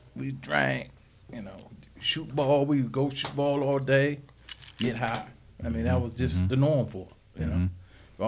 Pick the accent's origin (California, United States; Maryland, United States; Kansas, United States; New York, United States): Maryland, United States; Landover; also born or lived in Washington, D.C.; I was born in Washington, D.C., actually, mm-hmm. And raised in Landover, Maryland